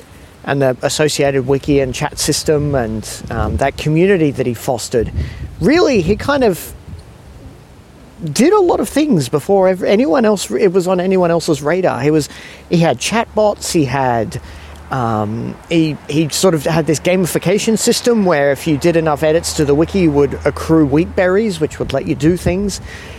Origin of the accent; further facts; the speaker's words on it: Singapore; now in Australia; It was funny when I was growing up in Singapore and we'd come back to Australia for holidays